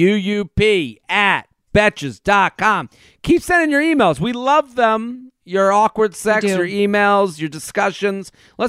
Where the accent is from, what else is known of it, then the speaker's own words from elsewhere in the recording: Boston, Massachusetts, United States; well, I'm from Boston, and we give it extra time.